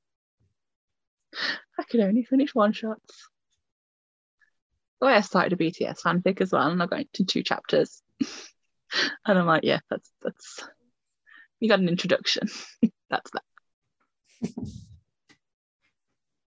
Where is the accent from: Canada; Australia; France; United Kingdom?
United Kingdom; I know I'm British